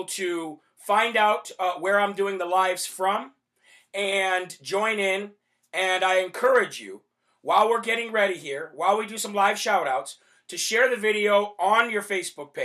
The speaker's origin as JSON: {"language": "English", "region": "Illinois", "country": "United States", "tie": "born or raised there", "said": "my home state of Illinois"}